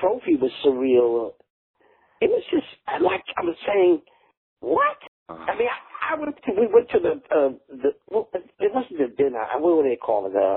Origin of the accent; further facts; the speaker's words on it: New York, United States; I'm a kid out of New York